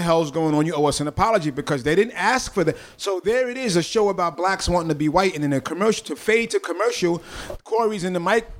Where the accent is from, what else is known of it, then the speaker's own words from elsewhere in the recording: Bronx, New York, United States; Growing up in the Bronx, especially in the whole hip hop vibe about scratching, DJs wanted to find loops.